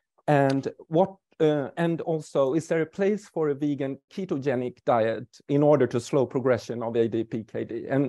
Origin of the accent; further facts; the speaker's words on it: Stockholm, Stockholm County, Sweden; I'm from Stockholm, Sweden.